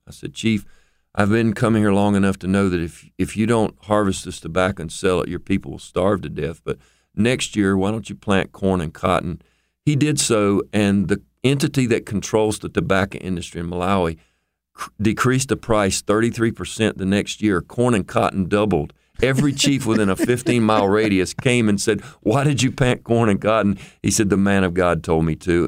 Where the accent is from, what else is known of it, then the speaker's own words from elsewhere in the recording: United States; as an American